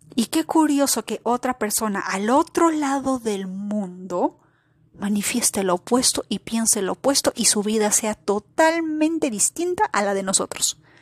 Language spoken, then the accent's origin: Spanish; Peru; el caso de Perú, por ejemplo, que es mi, país, mi patria, donde yo nací